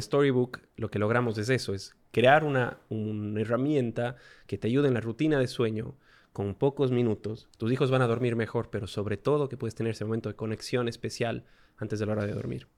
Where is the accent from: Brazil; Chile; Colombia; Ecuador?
Ecuador; moved away as an adult; also born or lived in Australia; Antes de eso vivíamos en Ecuador, somos ecuatorianos